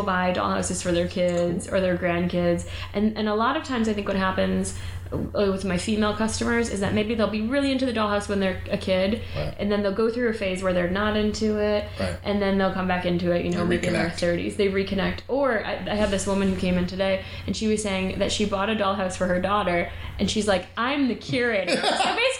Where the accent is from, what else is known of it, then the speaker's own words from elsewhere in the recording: Kalamazoo, Michigan, United States; I got a call from our local, the Kalamazoo, Michigan Gazette.